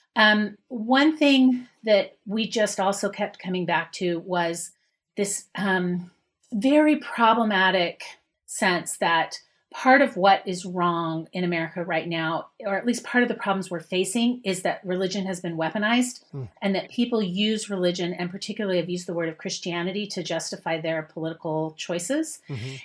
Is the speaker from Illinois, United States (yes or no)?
no; Utah, United States; moved away as an adult; also born or lived in Manhattan, New York; now in Boston, United States; I grew up in Utah, left Utah